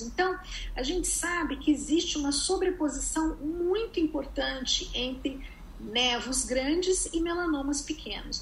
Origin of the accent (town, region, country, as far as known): Brazil; moved away as an adult; now in United States